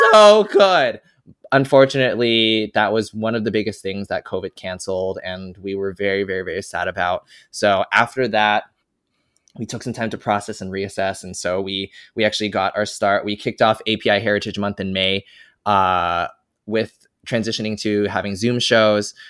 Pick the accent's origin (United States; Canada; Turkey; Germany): United States; Fremont, California; I grew up in Fremont, California, a Asian ass city.